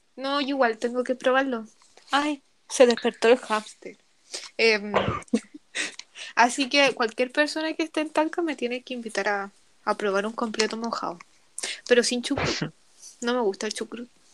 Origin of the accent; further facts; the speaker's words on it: Rancagua, O'Higgins, Chile; Yo soy de Rancagua